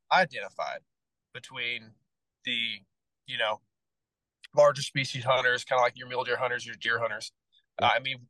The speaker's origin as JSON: {"language": "English", "region": "Southern US", "country": "United States", "tie": "born or raised there", "said": "You know, I grew up in the South where we didn't have a large duck population."}